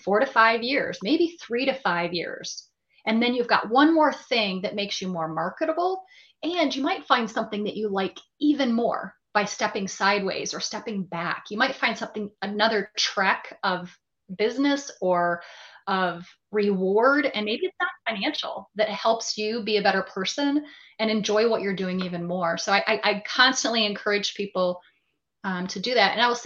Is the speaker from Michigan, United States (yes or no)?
yes; Michigan, United States; moved away as an adult; move back to my home state with my family of Michigan